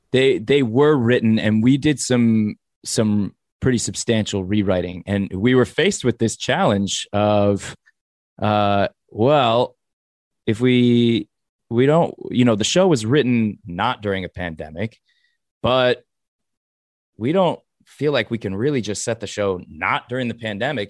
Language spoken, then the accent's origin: English; Los Angeles, California, United States; I grew up in the valley, in, uh, Sherman Oaks